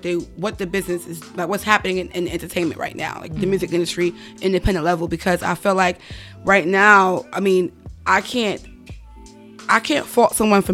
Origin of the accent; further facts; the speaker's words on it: New York City, New York, United States; I'm from the Bronx. I'm from New York